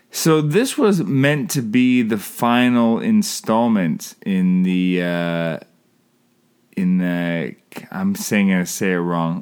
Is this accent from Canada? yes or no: yes; Canada; I'm Canadian filmmaker